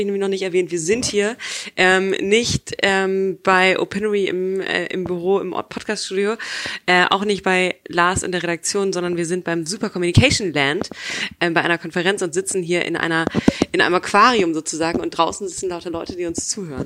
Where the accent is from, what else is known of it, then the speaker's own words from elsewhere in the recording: Hamburg, Germany; aber ich bin Hamburgerin ursprünglich